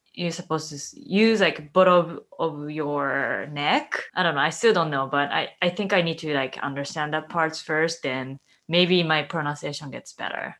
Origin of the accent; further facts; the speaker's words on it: Japan; English is a second language; moved away as an adult; now in United States; I was born and raised in Japan, then moved to the States nine years ago.